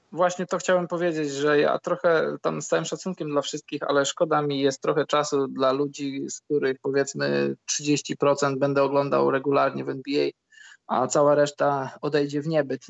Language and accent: Polish; Poland; my żyjąc w Polsce